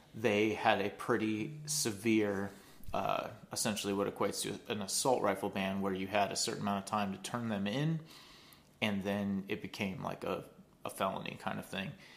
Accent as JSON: {"language": "English", "country": "United States", "said": "speaking as an American"}